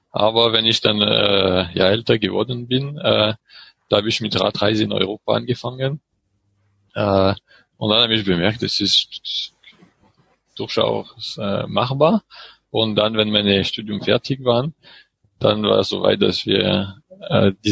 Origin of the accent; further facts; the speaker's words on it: French Alps, France; von meinem Heimatdorf in den französischen